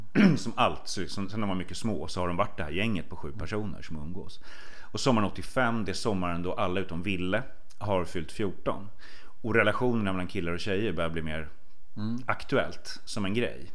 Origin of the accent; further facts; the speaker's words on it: Sweden; Det var där jag växte upp.